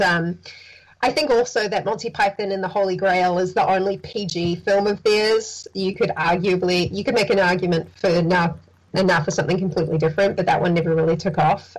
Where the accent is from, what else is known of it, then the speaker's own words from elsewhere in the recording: New Zealand; growing up in New Zealand